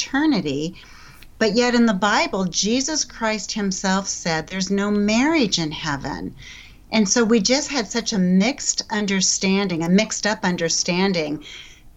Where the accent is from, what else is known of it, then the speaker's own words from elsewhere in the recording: Colorado, United States; growing up in Colorado, I had never had a lesson in my 50 years in the church